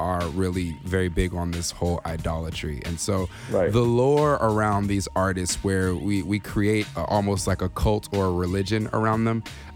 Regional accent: California, United States; growing up in California

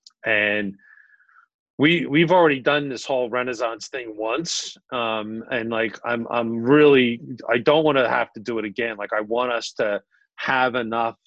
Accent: Philadelphia, Pennsylvania, United States; moved away as an adult; now in Collingswood, United States; I'm Northeast Philly. There you go. Born and bred

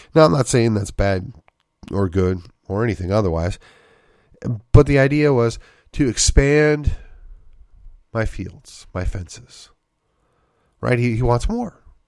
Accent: Wisconsin, United States; moved away; also born or lived in McKinney; growing up in Wisconsin

